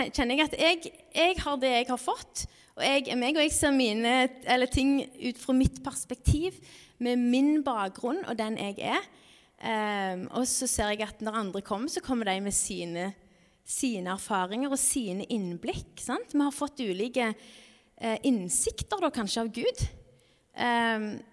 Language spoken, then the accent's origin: Norwegian; Norway; landet vårt er et stort misjonsland